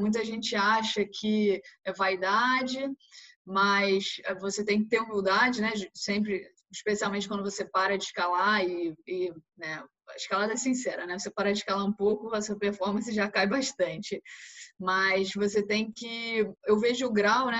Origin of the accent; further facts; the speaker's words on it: Rio de Janeiro, Brazil; moved away as an adult; now in Italy; eu sou carioca, tenho 31 anos